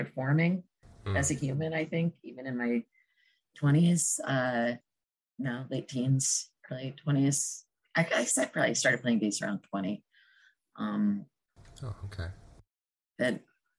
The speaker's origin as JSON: {"language": "English", "town": "Hoboken", "region": "New Jersey", "country": "United States", "tie": "born or raised there", "said": "I grew up in Hoboken"}